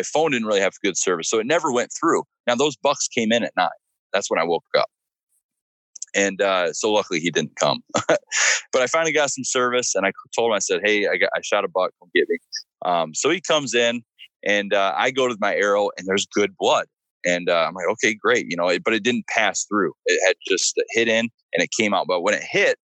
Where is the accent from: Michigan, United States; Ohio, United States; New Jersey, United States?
Michigan, United States; now in Virginia, United States; Michigan's technically my home state